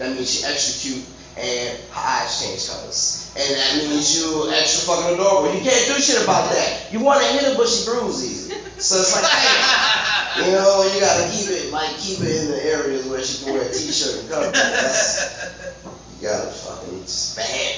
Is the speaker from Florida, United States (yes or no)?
no; New Orleans, Louisiana, United States; I'm from New Orleans.